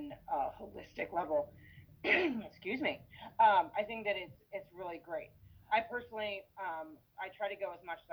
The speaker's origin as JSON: {"language": "English", "town": "Shepherdstown", "region": "West Virginia", "country": "United States", "tie": "born or raised there", "said": "I grew up in Shepherdstown"}